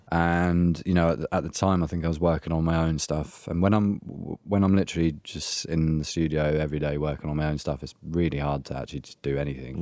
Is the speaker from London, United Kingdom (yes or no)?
no; Essex, East of England, United Kingdom; moved away; I'm from Essex originally